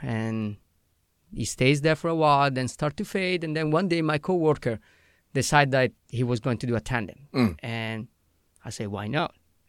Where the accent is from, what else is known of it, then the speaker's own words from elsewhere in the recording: Italy; English is a second language; moved away as an adult; also born or lived in Canada / Australia; I'm Italian.